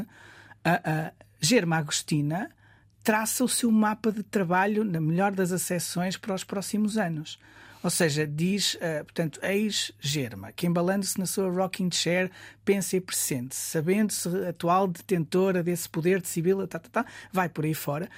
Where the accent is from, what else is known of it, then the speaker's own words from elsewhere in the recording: Guimarães, Norte, Portugal; Nascido e criado em Guimarães, Oliveira do Castelo, Centro Histórico